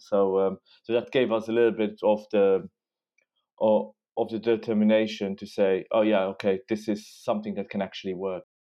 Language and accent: English; Luxembourg; moved away as an adult; now in London, United Kingdom; I'm from Luxembourg